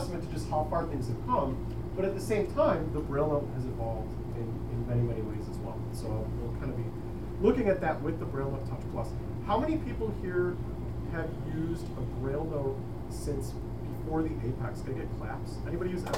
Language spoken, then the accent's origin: English; Chicago, Illinois, United States; I am from Chicago, Illinois